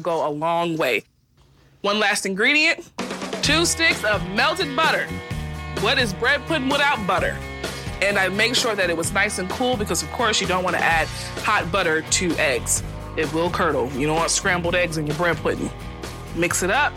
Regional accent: Charleston, South Carolina, United States; I'm hosting a dinner for my new Gullet Supper Club right here in my hometown of Charleston

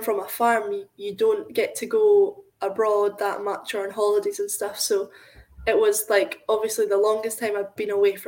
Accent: Scotland, United Kingdom; we're from Scotland

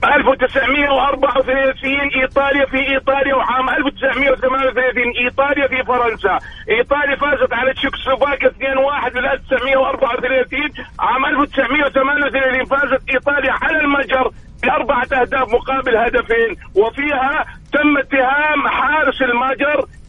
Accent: Deir ez-Zor, Deir ez-Zor Governorate, Syria; now in Riyadh, Saudi Arabia; الكابتن عمر السومة ابن حارتي وابن بلدي وابن نادي وابن مدينتي

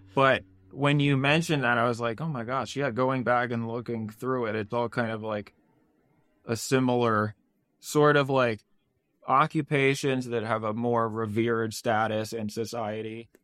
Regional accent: Maryland suburbs, United States; I grew up in the Maryland suburbs

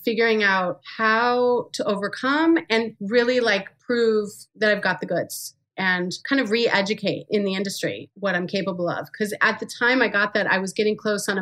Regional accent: Farmington Hills, Michigan, United States; moved away; I came from Farmington Hills, Michigan

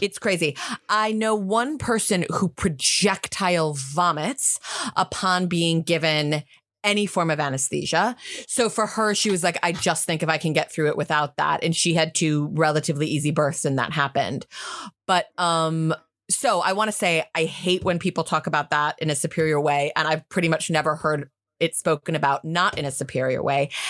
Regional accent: United States; now in United Kingdom; I'm American

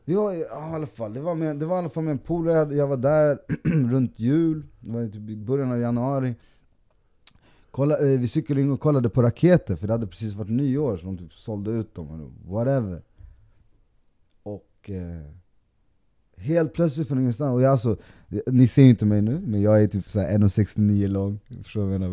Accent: Sweden; also born or lived in Colombia; bor och är uppväxt i Sverige

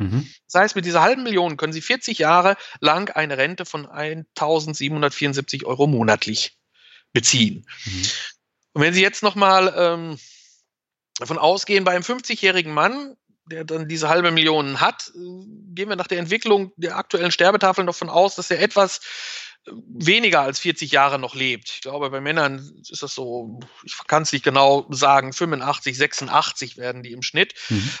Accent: Germany; bei uns in Deutschland

